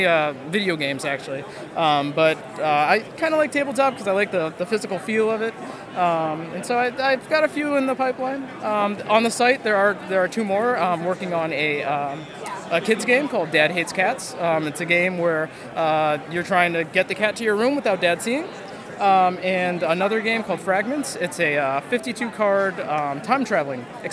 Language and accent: English; Western Massachusetts, United States; also born or lived in Boston; I'm from Western Mass.